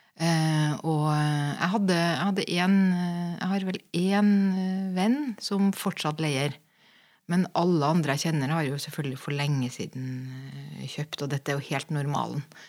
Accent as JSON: {"language": "Norwegian", "country": "Norway", "also_born_or_lived": "Berlin", "moved": "as an adult", "said": "jeg kommer jo fra Norge"}